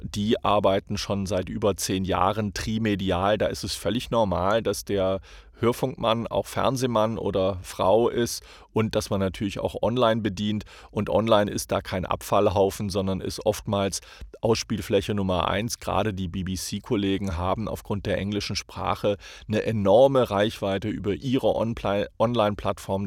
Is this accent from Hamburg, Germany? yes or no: yes; Hamburg, Germany; moved away as an adult; now in United States; ich sage Hamburger, ich bin Deutscher.